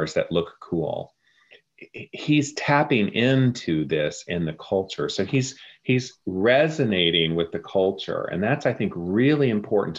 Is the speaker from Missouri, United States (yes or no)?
no; Oklahoma, United States; also born or lived in Texas; Yes, I was born in Texas. I was raised in Oklahoma.